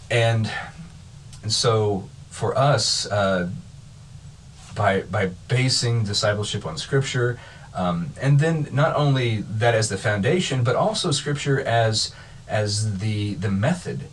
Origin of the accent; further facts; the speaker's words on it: Kansas, United States; moved away as an adult; also born or lived in Missouri / Illinois; I grew up in Kansas, uh, was in grad school, went to college in Missouri, was in grad school in Illinois